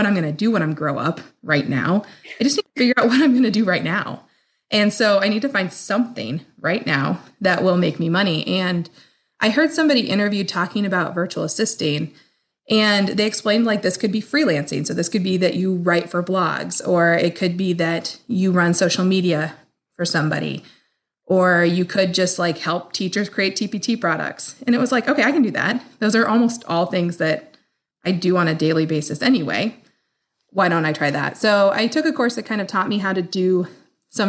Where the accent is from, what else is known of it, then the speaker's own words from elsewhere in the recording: Midwest, United States; also born or lived in Des Moines, Iowa; I am from the Midwest. I live just outside of Des Moines in Iowa. I am a happy Midwest girl.